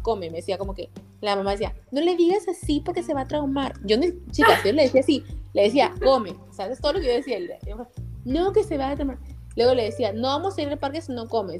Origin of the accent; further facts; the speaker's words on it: Peru; now in United States; soy de Perú